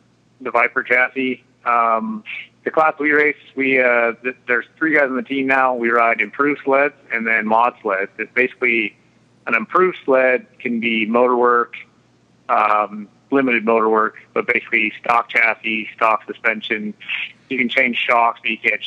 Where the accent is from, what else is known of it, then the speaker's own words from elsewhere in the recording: McCall, Idaho, United States; I grew up in McCall, Idaho